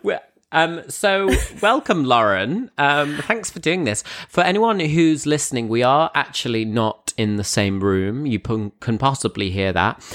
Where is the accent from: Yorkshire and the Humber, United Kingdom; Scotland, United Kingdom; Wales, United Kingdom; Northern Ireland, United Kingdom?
Yorkshire and the Humber, United Kingdom; Grimsby; moved away as an adult; also born or lived in London; I'm back in Grimsby. I'm back, I'm back in the, uh, hometown